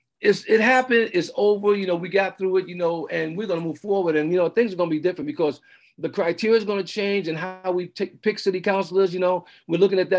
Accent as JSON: {"language": "English", "town": "New York City", "region": "New York", "country": "United States", "tie": "born or raised there", "also_born_or_lived": "Los Angeles / Clark County", "moved": "as an adult", "lives_now": "Redmond, United States", "said": "I'm from New York City"}